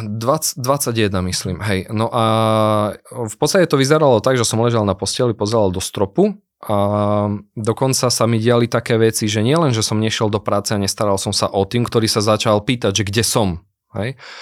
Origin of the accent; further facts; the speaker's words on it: Prešov, Prešov Region, Slovakia; accent: eastern Slovak; ja som chlapec z východného Slovenska, som z Prešova, možno to aj počuť na môjom prízvuku